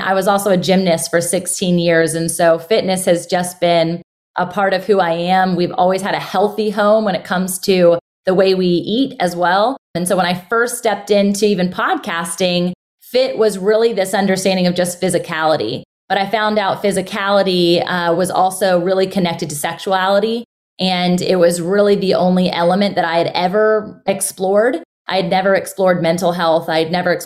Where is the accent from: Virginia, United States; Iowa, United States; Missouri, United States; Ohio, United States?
Virginia, United States; Virginia Beach; I'm born and raised in Virginia Beach